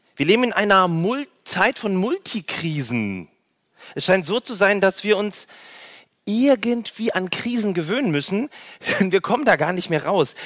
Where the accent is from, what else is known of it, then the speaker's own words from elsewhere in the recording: North Rhine-Westphalia, Germany; also born or lived in Berlin / Baden-Württemberg; now in Nürtingen, Germany; in Nordrhein-Westfalen, wo ich herkomme